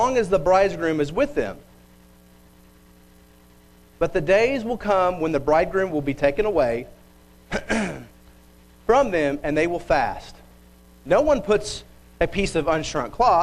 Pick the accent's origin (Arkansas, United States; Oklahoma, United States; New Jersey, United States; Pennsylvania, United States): Oklahoma, United States; Bixby; I grew up in Bixby. I still live there